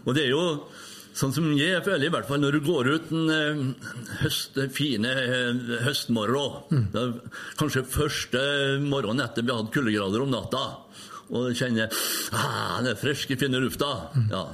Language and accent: Norwegian; Røros, Trøndelag, Norway; Jo, det er byen min her. Jeg er født oppveksten på Røros